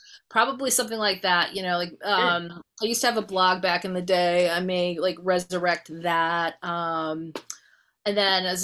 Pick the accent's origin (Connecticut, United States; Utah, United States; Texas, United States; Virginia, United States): Connecticut, United States; moved away; I'm from Connecticut originally